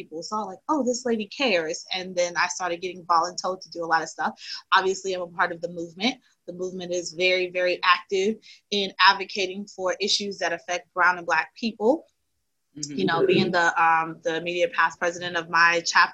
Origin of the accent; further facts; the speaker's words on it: New York City, New York, United States; I'm from Brooklyn originally, BK